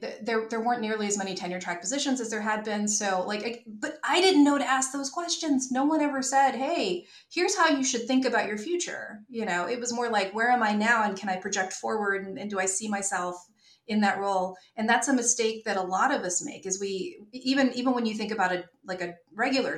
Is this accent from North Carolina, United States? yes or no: yes; North Carolina, United States; also born or lived in New York / Izumi, Japan; I'm from North Carolina. My parents are here